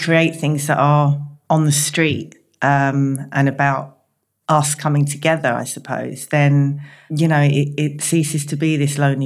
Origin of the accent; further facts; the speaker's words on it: London, United Kingdom; also born or lived in Tottenham / Hackney; I grew up in East London and North East London. So Tottenham, Hackney, all of East London, really